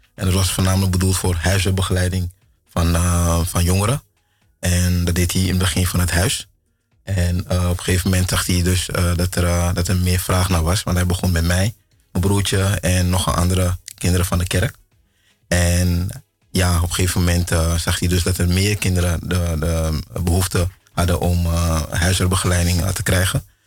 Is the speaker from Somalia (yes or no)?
no; Ghana; now in Netherlands; ik kom uit Ghana